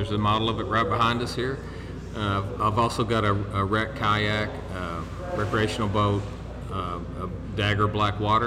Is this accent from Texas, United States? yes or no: no; Murray, Kentucky, United States; moved away as an adult; also born or lived in Knoxville, Tennessee; now in Maryville, United States; I grew up in Murray, Kentucky, which is at the lower end of the Tennessee River